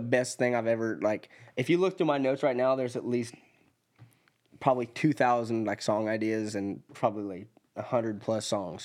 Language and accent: English; Elgin, Oregon, United States; moved away as an adult; also born or lived in Middle Tennessee; now in Tennessee, United States; I'm from Elgin, Oregon, which is a really, really small town. I graduated with twenty-eight